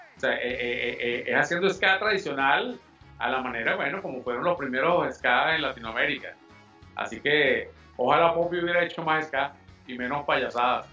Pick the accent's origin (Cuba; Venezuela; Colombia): Venezuela; nosotros somos venezolanos 100%